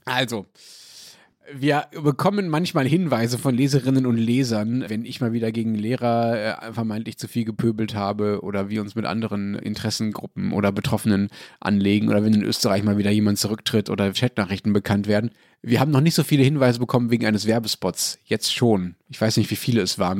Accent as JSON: {"language": "German", "country": "Germany", "said": "Also ich als Deutscher"}